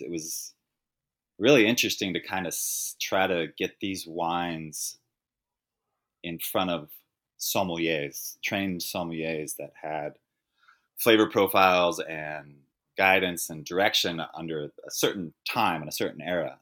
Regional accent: Napa, California, United States; I grew up in Napa, I grew up a white man

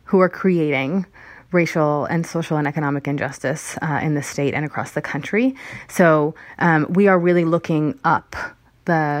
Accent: Hemet, California, United States; also born or lived in Berkeley, California; I grew up in Hemet, which is in Riverside County

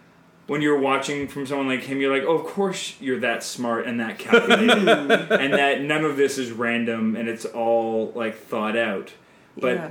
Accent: Canada; I'm Canadian filmmaker

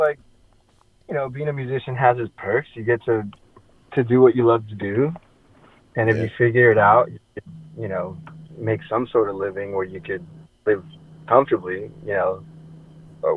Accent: Florida, United States; now in Phoenix, United States; I grew up in Florida

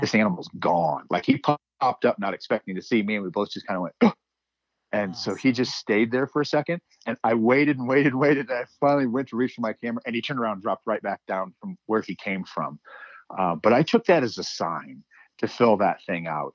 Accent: Midwest, United States; now in Montana, United States; growing up in the Midwest, I had a, a doll, Wolfie, that I grew up

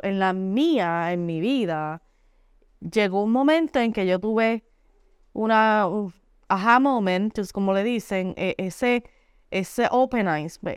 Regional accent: Puerto Rico; moved away as an adult; now in New York, United States; Soy natural de Puerto Rico, aunque vivo en Nueva York hace 15 años

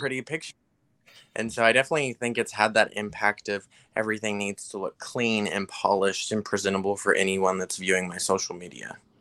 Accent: Texas, United States; I'm from Texas

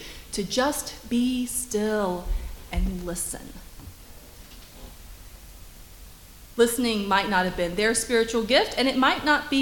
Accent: Macon, Georgia, United States; also born or lived in Atlanta; I grew up in Macon

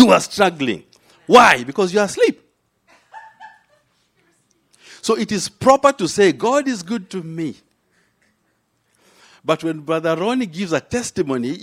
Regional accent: Kenya; now in United States; I landed in an African womb in Kenya. So I am a Kenyan by race. I am a Christian by grace. I'm an American by choice

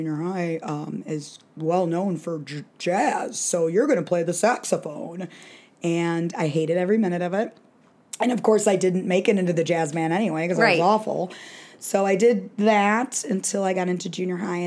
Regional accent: Hoffman Estates, Illinois, United States; I grew up in Hoffman Estates, which is a northwest suburb

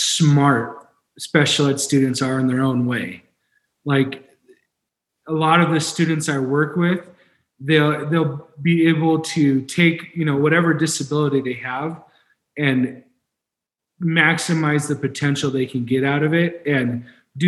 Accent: San Diego, California, United States; also born or lived in Spain / Boulder, Colorado; now in Colorado, United States; I got the privilege to grow up in San Diego about 20 minutes away from the beach

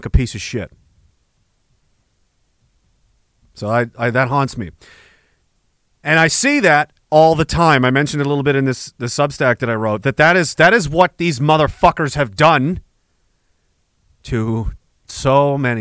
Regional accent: United Kingdom; we're British

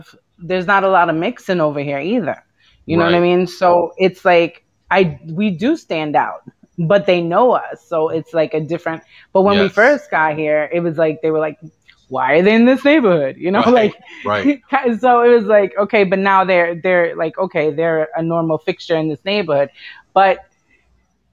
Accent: New York City, New York, United States; growing up in Brooklyn

